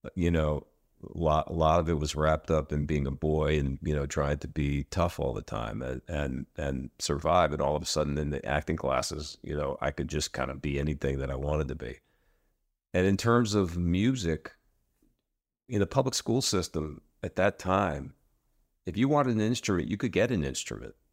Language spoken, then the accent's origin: English; Philadelphia, Pennsylvania, United States; Rock to the Future, which is in Philadelphia, uh, which is my hometown